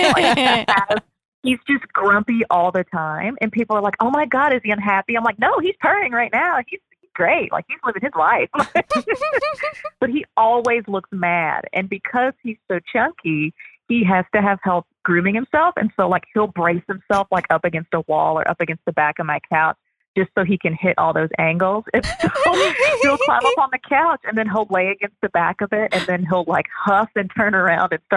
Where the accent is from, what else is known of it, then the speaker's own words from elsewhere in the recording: Louisville, Kentucky, United States; I grew up in Louisville, Kentucky